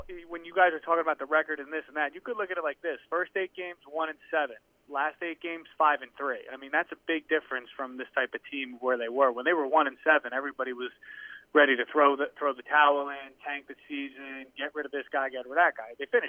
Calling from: New Jersey, United States; from New Jersey.

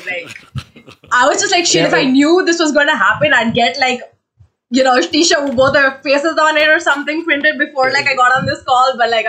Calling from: India; I'm calling from India.

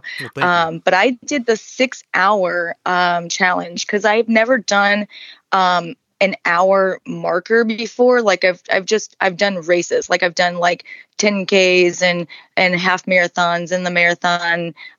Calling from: Bonita Springs, Florida, United States; I am joining you from Bonita Springs, Florida. So, and Southwest Florida.

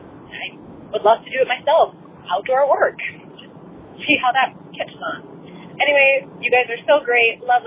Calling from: Seattle, Washington, United States; I'm calling from Seattle, Washington.

